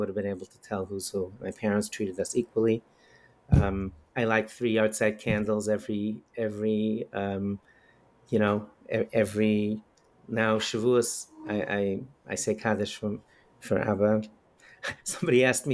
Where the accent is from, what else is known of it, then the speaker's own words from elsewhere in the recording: New York, United States; also born or lived in Crown Heights, Brooklyn, New York; I grew up in Bell Harbor, Queens. I actually was born in Crown Heights